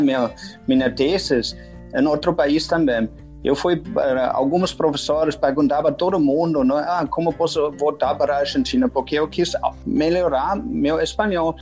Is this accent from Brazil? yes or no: no; Germany; o estereotipo alemão é que a gente corta nas palavras